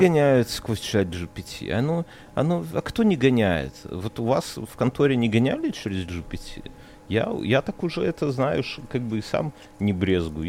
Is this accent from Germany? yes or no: no; Belarus; now in Lithuania; я из Беларуси